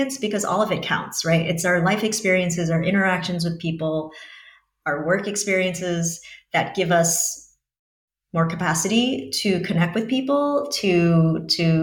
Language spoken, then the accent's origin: English; New York, United States; moved away as an adult; now in Montenegro; I'm from New York